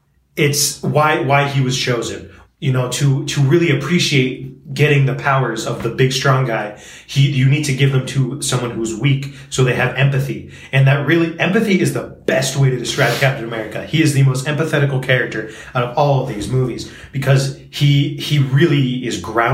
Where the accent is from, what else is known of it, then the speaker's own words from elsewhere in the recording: Brooklyn, New York, United States; I'm from Brooklyn. Just a kid from Brooklyn.